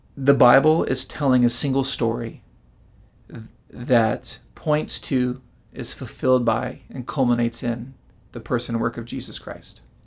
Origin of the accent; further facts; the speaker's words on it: United States; American Westerners